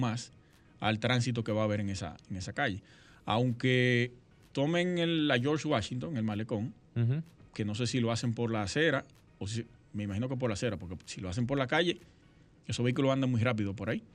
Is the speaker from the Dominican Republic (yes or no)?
yes; Sosúa, Puerto Plata, Dominican Republic; nosotros nos criamos juntos en Sosúa